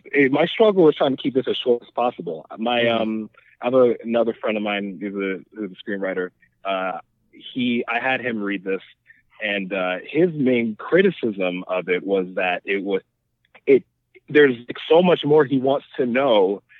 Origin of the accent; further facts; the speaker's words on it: New York City, New York, United States; born and raised in Brooklyn